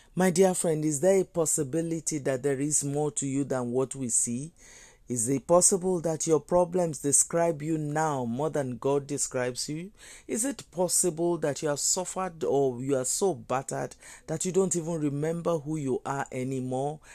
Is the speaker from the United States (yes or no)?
no; Nigeria; I'm a Nigerian. And if I think about my country, Nigeria